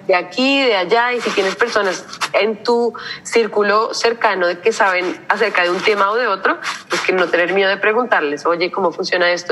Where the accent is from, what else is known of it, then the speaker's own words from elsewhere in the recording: Colombia; moved away as an adult; now in Rotterdam, Netherlands; porque venimos de Colombia